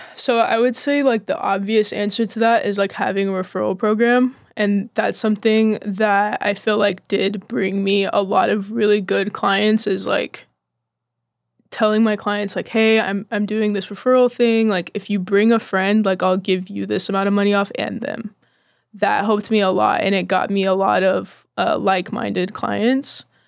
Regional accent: Austin, Texas, United States; also born or lived in Bastrop, Texas / Oklahoma; I'm from Austin

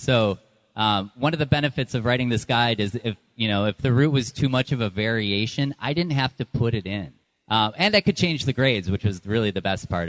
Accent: Baraboo, Wisconsin, United States; now in New Hampshire, United States; I grew up in Baraboo, and like I said, I live in New Hampshire

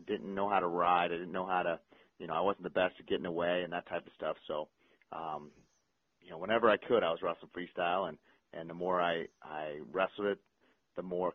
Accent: Clearwater, Florida, United States; I grew up in Clearwater, Florida, so not a big wrestling state

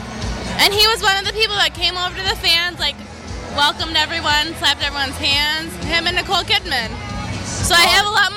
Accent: Binghamton, New York, United States; I'm from Binghamton. It's like 3 hours from the city.

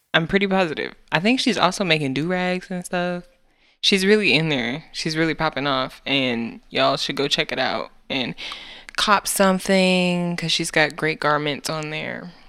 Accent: United States; We are American.

